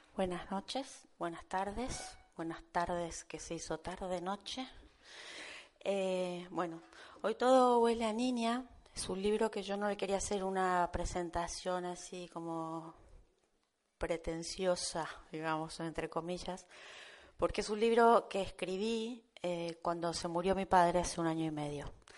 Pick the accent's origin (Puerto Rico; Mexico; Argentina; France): Argentina; Buenos Aires; now in Almería, Spain; Yo vine hace 30 años de Buenos Aires a vivir aquí